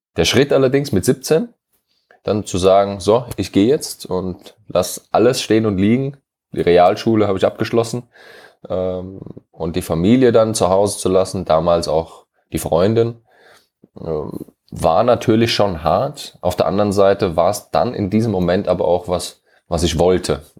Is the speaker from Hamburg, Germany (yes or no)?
no; Hesse, Germany; moved away; also born or lived in London, United Kingdom